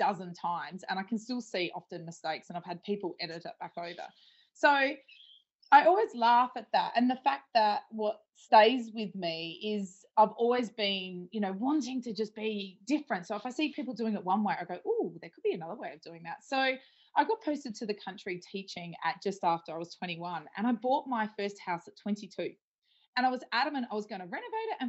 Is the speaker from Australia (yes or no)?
yes; Adelaide Hills, South Australia, Australia; I'm originally from the Adelaide Hills.